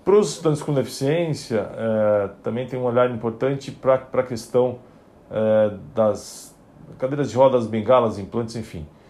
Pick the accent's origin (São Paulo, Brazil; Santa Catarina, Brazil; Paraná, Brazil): São Paulo, Brazil; Eu, eu nasci em São Paulo, em família de classe média